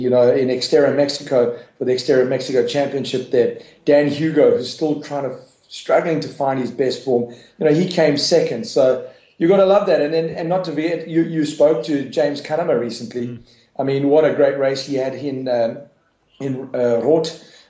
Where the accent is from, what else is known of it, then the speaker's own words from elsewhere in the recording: South Africa; And that was a great moment for me as a South African doing the roll down, being able to call it out to him in Afrikaans